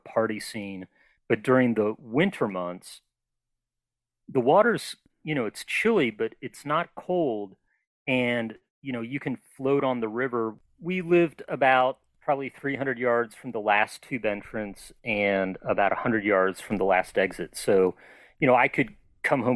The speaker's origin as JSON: {"language": "English", "town": "Cincinnati", "region": "Ohio", "country": "United States", "tie": "born or raised there", "also_born_or_lived": "Cleveland, Ohio / Columbus, Ohio / Albuquerque, New Mexico / Philadelphia, Pennsylvania", "said": "I grew up in Cincinnati and before that, like in a suburb of Cleveland for a little bit, but mostly Cincinnati from like sixth grade through high school"}